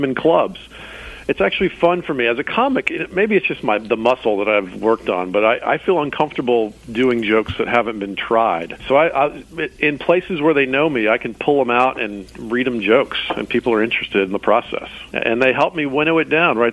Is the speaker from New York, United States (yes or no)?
no; Atlanta, Georgia, United States; I grew up in Atlanta